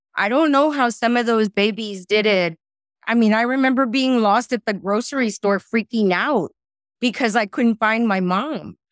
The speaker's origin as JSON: {"language": "English", "area": "Rio Grande Valley", "region": "Texas", "country": "United States", "tie": "born or raised there", "also_born_or_lived": "San Marcos, Texas / California", "said": "I was born and raised in the Rio Grande Valley"}